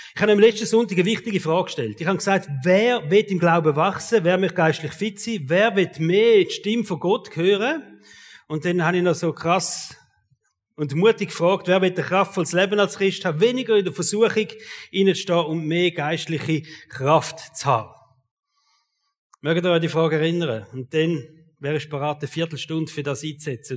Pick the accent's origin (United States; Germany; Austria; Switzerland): Switzerland; Als Schweizer